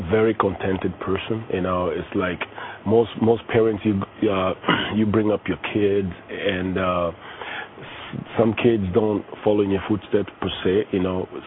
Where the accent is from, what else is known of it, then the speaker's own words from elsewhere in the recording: Kenya; being a Kenyan